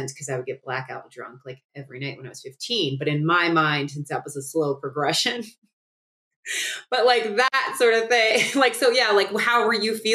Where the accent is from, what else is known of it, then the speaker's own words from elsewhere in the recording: Cincinnati, Ohio, United States; I grew up in Cincinnati, Ohio